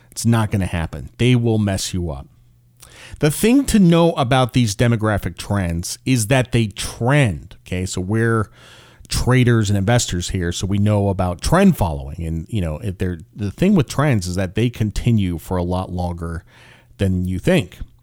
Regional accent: Connecticut, United States; moved away as an adult; now in South Carolina, United States; I grew up in Connecticut

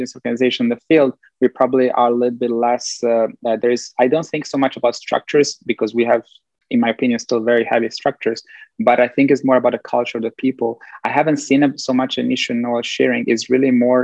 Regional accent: Italy; moved away; also born or lived in Bosnia and Herzegovina / Belgium / United States; growing up in Italy, getting to know this like way of thinking, which is more Latin, Southern European

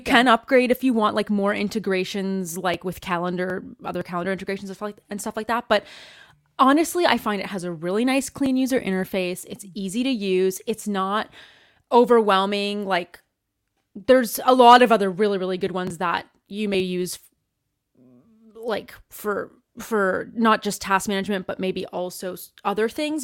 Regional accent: Canada; moved away; I'm Canadian, and I'm originally from Canada

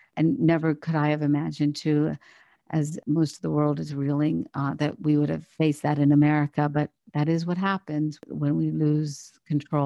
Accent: Morgantown, West Virginia, United States; also born or lived in India; I grew up in West Virginia

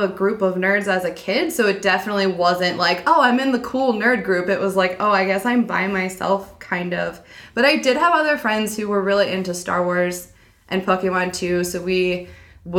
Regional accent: Pennsylvania, United States; I grew up in Pennsylvania.

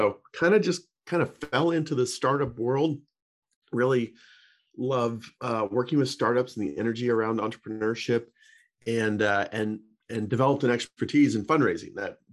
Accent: Boulder, Colorado, United States; moved away as an adult; also born or lived in Santa Clara, California; now in Marin County, United States; I grew up in Boulder, Colorado, great little town, and wanted to go to the West Coast

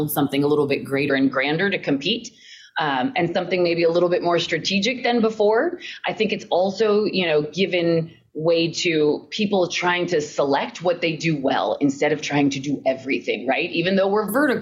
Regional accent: Colorado, United States; moved away; I'm from Colorado originally

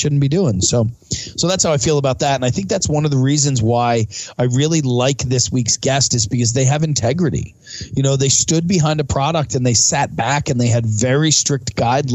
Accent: suburb of Philadelphia, Pennsylvania, United States; I live in a suburb of Philadelphia

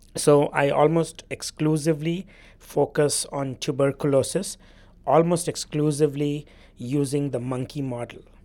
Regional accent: India; now in Louisiana, United States; I grew up in India, which is probably the country in the world that carries the biggest burden of T B.

